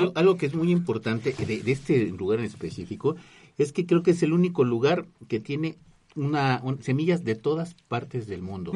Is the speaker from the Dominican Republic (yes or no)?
no; Mexico; yo como mexicano